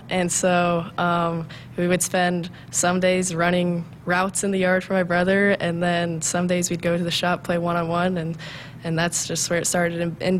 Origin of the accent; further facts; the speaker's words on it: Humphrey, Nebraska, United States; I came from Humphrey, Nebraska, a small town, and growing up, I just thought I didn't have a lot of opportunities either